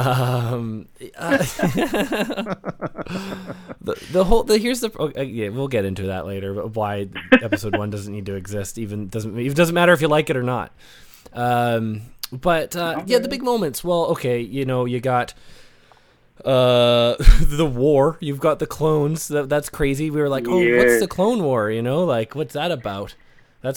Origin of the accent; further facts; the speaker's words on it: Canada; also born or lived in British Columbia; I'm Canadian.